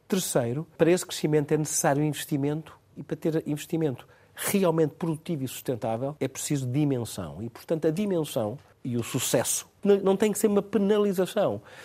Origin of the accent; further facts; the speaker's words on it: Torres Vedras, Lisbon, Portugal; É da minha terra, Torres Vedras, Caldas e Penis, da minha zona